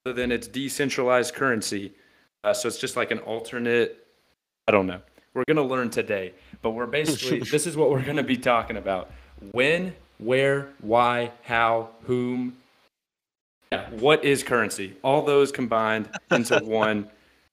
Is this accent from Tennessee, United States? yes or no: yes; Tennessee, United States; born or raised there